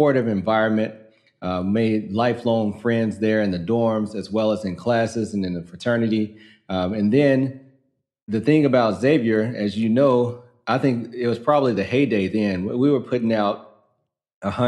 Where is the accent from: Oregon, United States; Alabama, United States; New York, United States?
Alabama, United States; Muscle Shoals; moved away as an adult; also born or lived in New Orleans, Louisiana / Washington, D.C.; I grew up in North Alabama, Muscle Shoals, Alabama